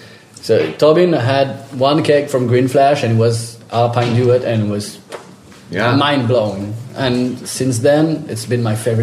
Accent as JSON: {"language": "English", "country": "France", "also_born_or_lived": "southwest France", "second_language": "English", "said": "So I'm from France."}